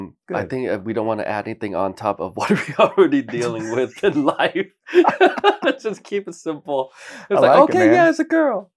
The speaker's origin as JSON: {"language": "English", "region": "Bangkok", "country": "Thailand", "tie": "born or raised there", "said": "You know, I grew up in Bangkok. I was born in Bangkok, grew up in Bangkok, and I went through three different art schools."}